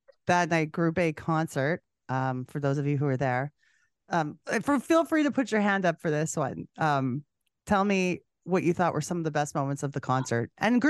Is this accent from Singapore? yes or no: no; Canada; I'm a Canadian girl.